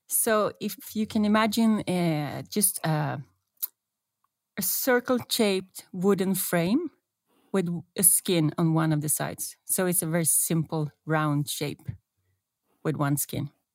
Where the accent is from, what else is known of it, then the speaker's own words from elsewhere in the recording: Stockholm, Stockholm County, Sweden; moved away as an adult; now in Norway; I still love Stockholm, my hometown, but it seems it's meant to be that I live here